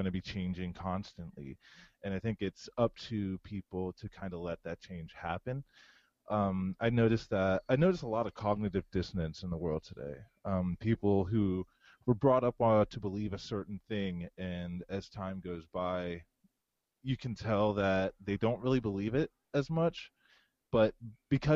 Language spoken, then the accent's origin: English; Howard County, Maryland, United States; also born or lived in Pennsylvania / Florida; I was born in Howard County. I grew up partially in Howard County until about like my last year in middle school.